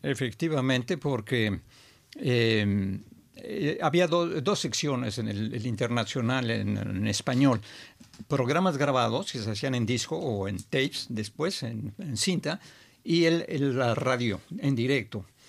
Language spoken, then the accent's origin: Spanish; Mexico; moved away as an adult; also born or lived in Montreal, Canada; ya cuando me iba a volver a México, mi país natal